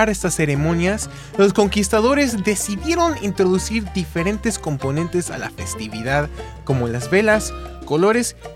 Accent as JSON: {"language": "Spanish", "region": "Mexico City", "country": "Mexico", "tie": "born or raised there", "said": "Ahora seré yo un poco egoísta y platicaré de lo que hacemos en mi tierra natal de la Ciudad de México."}